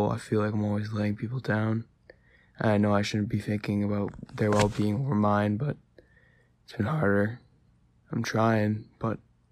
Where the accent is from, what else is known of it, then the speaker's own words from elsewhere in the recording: Massachusetts, United States; I'm 17. I'm from Massachusetts